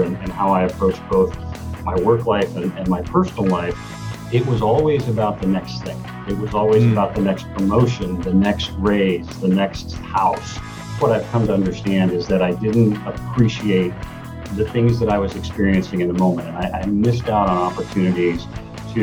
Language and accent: English; Kentucky, United States; moved away; also born or lived in Seattle / Chicago; growing up in Kentucky